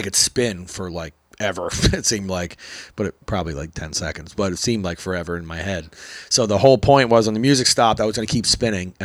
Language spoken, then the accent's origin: English; Philadelphia, Pennsylvania, United States; also born or lived in Oklahoma / Hawaii / Los Angeles; I'm a breakdancer from Philly.